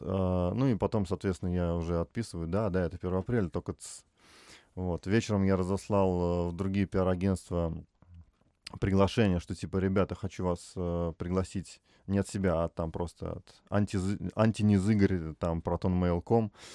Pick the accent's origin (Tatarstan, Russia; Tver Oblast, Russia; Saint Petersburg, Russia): Tver Oblast, Russia; Tver; moved away as an adult; now in Moscow, Russia; я там в Твери в два вуза поступил